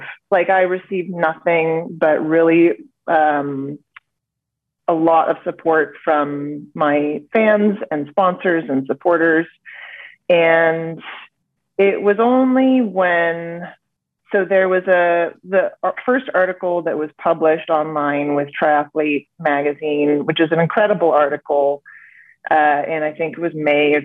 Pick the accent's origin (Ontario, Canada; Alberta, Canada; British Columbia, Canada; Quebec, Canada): British Columbia, Canada; Vancouver; I hail from Vancouver, BC, Canada.